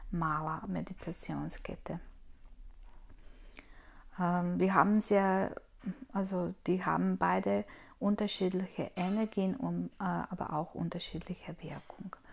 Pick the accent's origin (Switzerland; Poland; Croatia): Croatia; now in Austria; Ursprünglich komme ich aus Kroatien und wohne ich aber in Österreich.